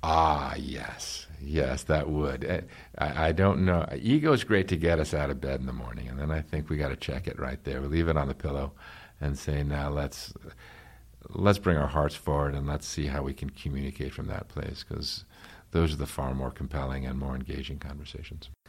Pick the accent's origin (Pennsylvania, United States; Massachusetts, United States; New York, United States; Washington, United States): New York, United States; I grew up in New York